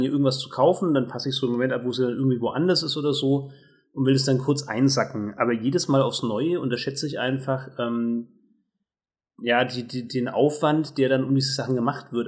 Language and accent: German; Germany; als Deutscher